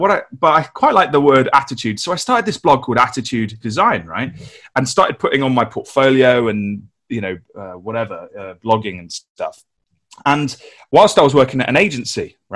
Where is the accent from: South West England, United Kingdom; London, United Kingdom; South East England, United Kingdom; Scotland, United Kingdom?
London, United Kingdom; moved away as an adult; now in Nottingham, United Kingdom; So I grew up in London in the UK, worked at some agencies in London, moved to Nottingham to get married